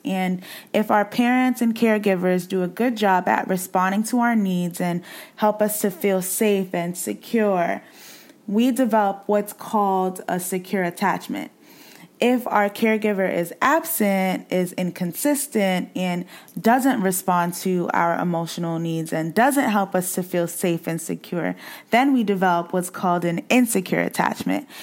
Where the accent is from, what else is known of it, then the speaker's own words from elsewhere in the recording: Boston, Massachusetts, United States; where I grew up in Boston, I grew up in the hood